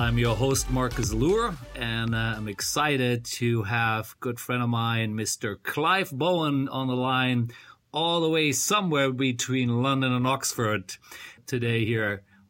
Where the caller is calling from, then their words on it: Bangkok, Thailand; Well, I'm calling from Bangkok, Thailand.